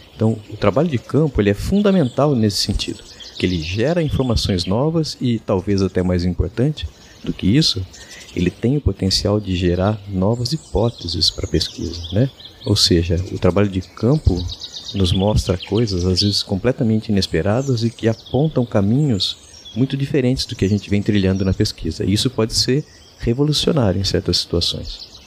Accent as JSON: {"language": "Portuguese", "town": "Araraquara", "region": "São Paulo", "country": "Brazil", "tie": "born or raised there", "also_born_or_lived": "Manaus, Amazonas", "moved": "as an adult", "lives_now": "Araraquara, Brazil", "said": "Eu sou natural aqui de Araraquara, em São Paulo, mas, é, vivi os últimos trinta e sete anos em Manaus"}